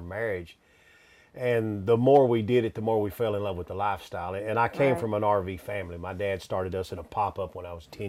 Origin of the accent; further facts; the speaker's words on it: West Texas, United States; moved away as an adult; We're both from West Texas